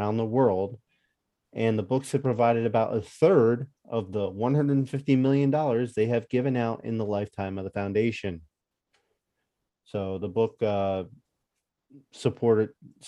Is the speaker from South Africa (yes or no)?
no; Northeast, United States; I grew up in the Northeast